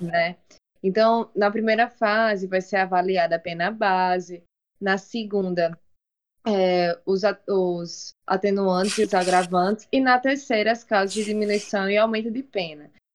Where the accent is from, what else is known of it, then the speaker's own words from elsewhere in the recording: Natal, Rio Grande do Norte, Brazil; a Maternidade Januário Ciclo, onde eu nasci